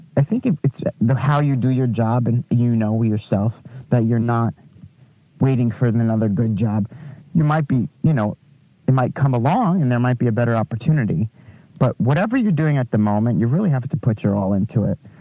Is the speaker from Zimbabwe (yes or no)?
no; Long Island, New York, United States; Long Island, actually.